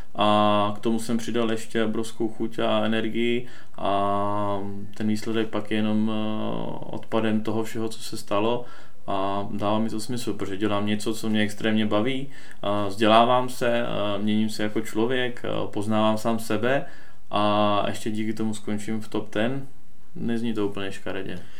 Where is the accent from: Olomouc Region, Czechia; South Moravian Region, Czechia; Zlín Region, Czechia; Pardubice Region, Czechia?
Pardubice Region, Czechia; near Moravská Třebová; pocházím od Moravské Třebové.